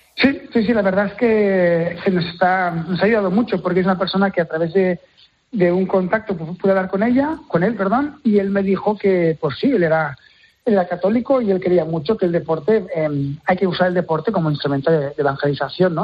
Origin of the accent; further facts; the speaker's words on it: Terrassa, Catalonia, Spain; Yo soy de Tarrasa y el hockey sobre hierba es casi casi una religión